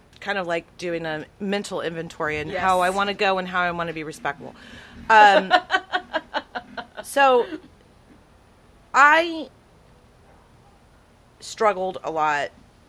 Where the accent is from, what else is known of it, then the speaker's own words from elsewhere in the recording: Texas, United States; born there; also born or lived in Tyler, Texas; So, I was born in the Rio Grande Valley. Before I was 5 years old, I think we lived somewhere, Tyler, Texas.